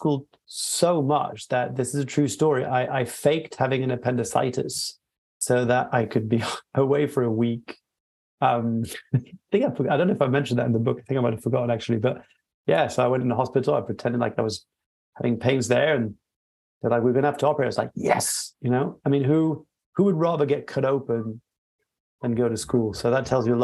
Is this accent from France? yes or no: yes; France; moved away; also born or lived in Peru / Australia; I was born and raised in France in a dual heritage background.